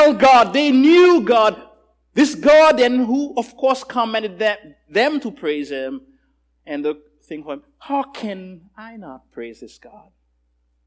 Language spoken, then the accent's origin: English; Haiti; I'm from Haiti